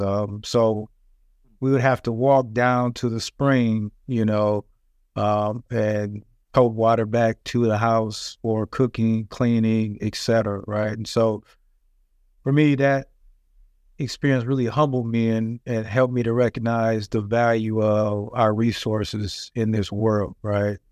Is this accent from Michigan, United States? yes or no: yes; Flint, Michigan, United States; I was born and raised in Flint, Michigan